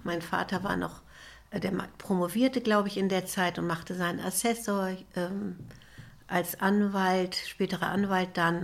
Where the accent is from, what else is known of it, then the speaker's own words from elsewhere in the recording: Kiel, Schleswig-Holstein, Germany; Ich bin in Kiel geboren